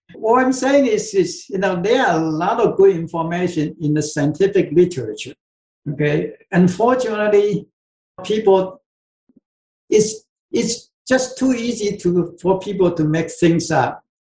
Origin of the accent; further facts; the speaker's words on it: Taiwan; moved away; I came from Taiwan yeah, in Asia, so so I pretty much drink soy sauce grow up.